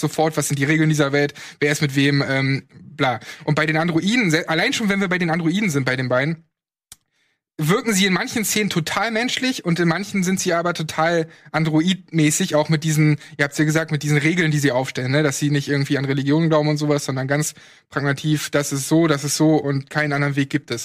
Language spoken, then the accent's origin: German; East Germany, Germany; ich komme aus dem Osten